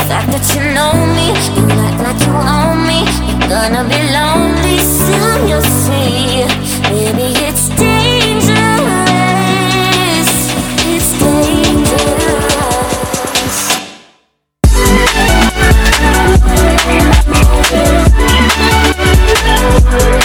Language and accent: English; Lyon, Auvergne-Rhône-Alpes, France; Lyon, which is my hometown in France